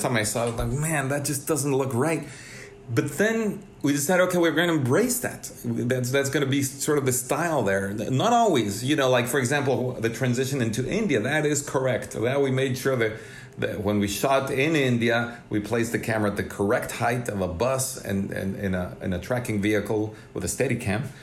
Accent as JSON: {"language": "English", "region": "Mexico City", "country": "Mexico", "tie": "born or raised there", "moved": "as an adult", "lives_now": "Los Angeles, United States", "said": "growing up in Mexico City"}